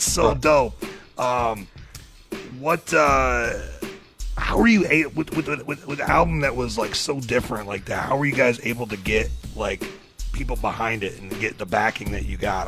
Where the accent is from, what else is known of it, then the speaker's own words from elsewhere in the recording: Michigan, United States; I grew up in Michigan, you know what I mean? And specifically mid-Michigan, I was like an hour north of Saginaw